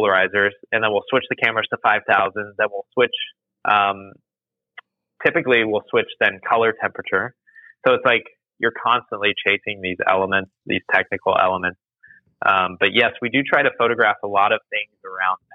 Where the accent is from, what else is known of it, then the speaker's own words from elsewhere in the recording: Orlando, Florida, United States; also born or lived in Nottingham, England / Spain; I grew up in Florida and know Florida so well